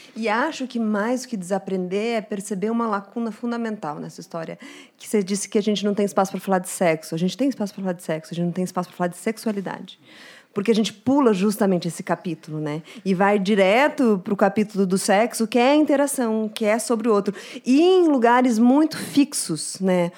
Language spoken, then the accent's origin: Portuguese; Curitiba, Paraná, Brazil; now in São Paulo, Brazil; quando vim para São Paulo, sou de Curitiba